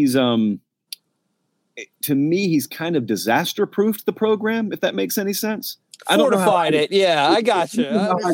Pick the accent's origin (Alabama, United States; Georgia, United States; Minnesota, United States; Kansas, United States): Georgia, United States; Columbus; I grew up in Columbus, Georgia, which is kind of near Auburn